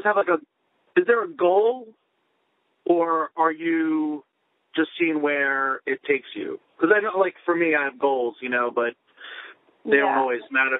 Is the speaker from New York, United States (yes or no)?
yes; Plainview, New York, United States; now in Bethpage, United States; I'm from Long Island.